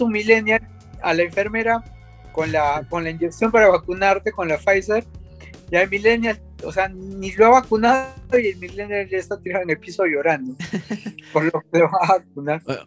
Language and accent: Spanish; Peru; nosotros mismos que somos peruanos, que vivimos acá